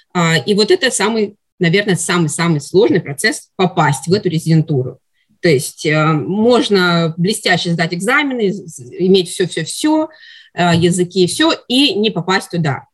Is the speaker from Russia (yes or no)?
yes; Russia; moved away as an adult; now in Canada; я из России, там я закончила мединститут и работала